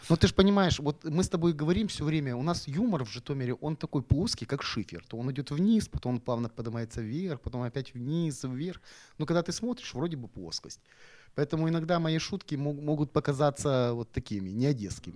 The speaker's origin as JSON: {"language": "Russian", "town": "Zhytomyr", "region": "Zhytomyr Oblast", "country": "Ukraine", "tie": "born or raised there", "moved": "yes", "lives_now": "Odesa, Ukraine", "said": "я житомирский молодой человек"}